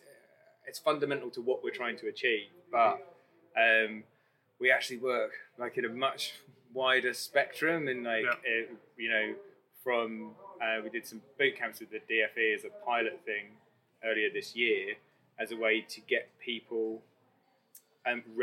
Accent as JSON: {"language": "English", "region": "London", "country": "United Kingdom", "moved": "as an adult", "lives_now": "Leeds, United Kingdom", "said": "I'm from London, I thought I'd die there"}